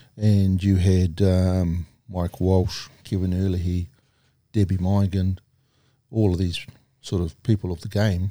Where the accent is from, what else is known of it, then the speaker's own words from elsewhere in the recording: Palmerston North, Manawatū-Whanganui, New Zealand; also born or lived in Singapore / Whakatane; born in Palmerston North, um, lived in Linton Camp